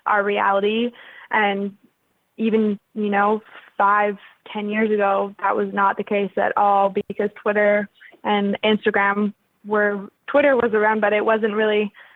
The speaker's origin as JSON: {"language": "English", "town": "Regina", "region": "Saskatchewan", "country": "Canada", "tie": "born or raised there", "also_born_or_lived": "Winnipeg, Manitoba", "said": "I moved from Winnipeg to Regina. In that scenario, I was six and I hated my life when I moved to Regina."}